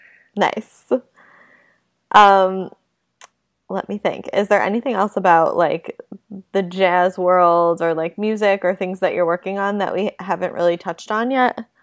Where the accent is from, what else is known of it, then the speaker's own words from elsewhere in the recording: Buffalo, New York, United States; I'm from Buffalo, so I'm not exactly East Coast